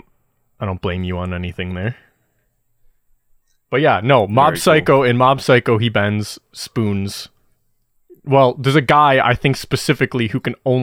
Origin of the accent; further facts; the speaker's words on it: Midwest, United States; accent: Midwestern; No, I'm Midwestern, so yeah, I say things like bag.